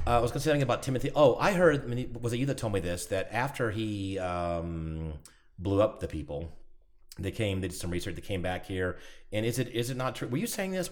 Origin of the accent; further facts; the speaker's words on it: Atlanta, Georgia, United States; moved away; I'm from Atlanta area